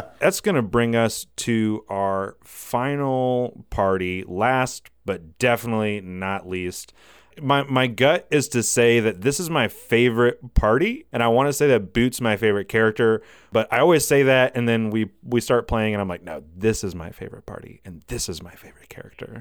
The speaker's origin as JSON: {"language": "English", "town": "Walhalla", "region": "South Carolina", "country": "United States", "tie": "born or raised there", "said": "I grew up here in South Carolina. I grew up, uh, in little old town called Wahala."}